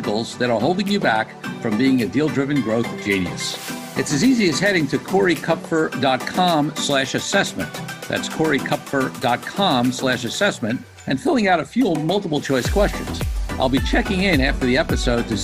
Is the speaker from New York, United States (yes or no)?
yes; New York, United States; I grew up in New York